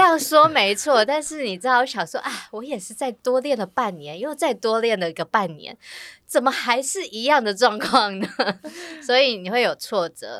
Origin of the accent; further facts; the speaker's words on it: Taiwan; 我们台湾人